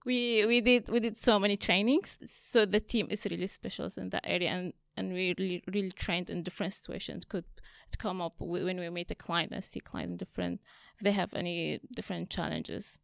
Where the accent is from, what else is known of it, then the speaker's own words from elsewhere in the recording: Syria; moved away as an adult; now in Australia; I'm Assyrian from Syria. I came to Australia on refugee visa in two thousand fifteen